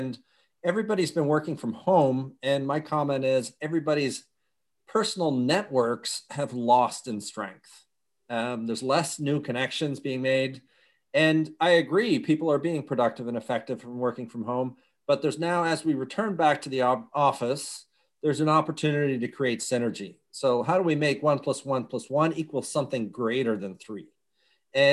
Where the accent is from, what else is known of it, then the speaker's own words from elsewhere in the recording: United States; born there; And I was born in the U.S., so carried a Dutch passport and a U.S. passport. And by the time I was 3, we were back in Europe.